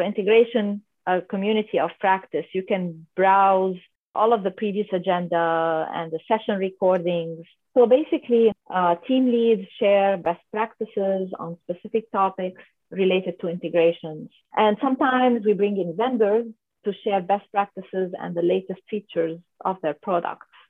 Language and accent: English; Lebanon; moved away as an adult; now in San Diego, United States; I'm originally from Lebanon, uh, mm-hmm. from a little country in the Middle East by the Mediterranean Sea called Lebanon. And so I was born and raised there